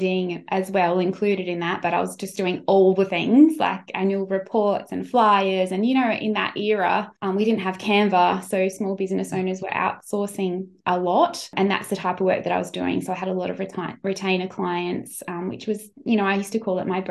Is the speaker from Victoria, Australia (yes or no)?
no; Sunshine Coast, Queensland, Australia; moved away as an adult; also born or lived in Brisbane; I was from the Sunshine Coast